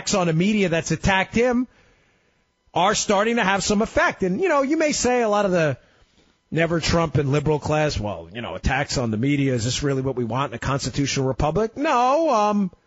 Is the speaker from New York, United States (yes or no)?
yes; New York City, New York, United States; I'm a Queens guy, too. I grew up in Queens. You can probably tell by my accent